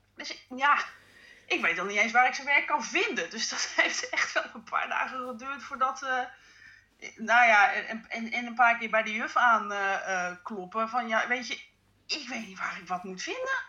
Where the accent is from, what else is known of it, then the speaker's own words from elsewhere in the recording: Netherlands; wij als Nederlanders